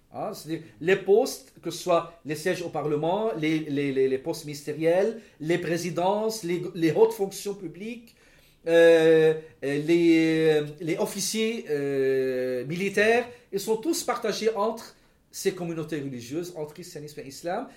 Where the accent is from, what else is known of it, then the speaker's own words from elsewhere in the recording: Lebanon; en tant que Libanais